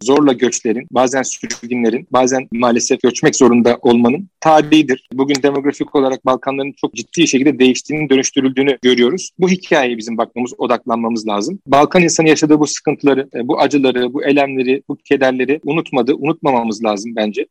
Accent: Turkey; Türkiye'de doğdum büyüdüm

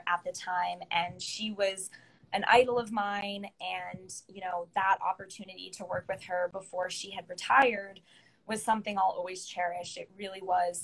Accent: Connecticut, United States; moved away as an adult; also born or lived in Charlotte, North Carolina; I grew up in Connecticut

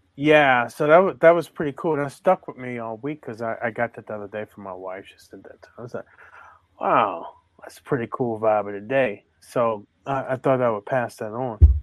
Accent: Baltimore, Maryland, United States; I grew up in Baltimore

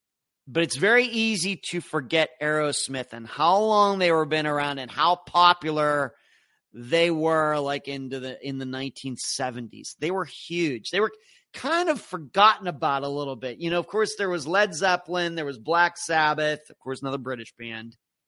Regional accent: Pennsylvania, United States; growing up in Pennsylvania

